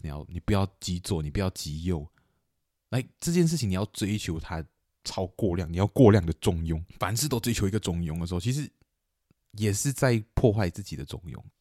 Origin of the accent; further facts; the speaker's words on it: Kuching, Sarawak, Malaysia; 古晋，对，我，我，我们家乡